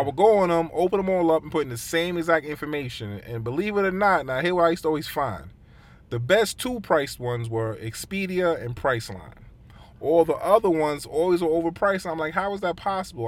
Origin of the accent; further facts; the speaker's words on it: United States; as an American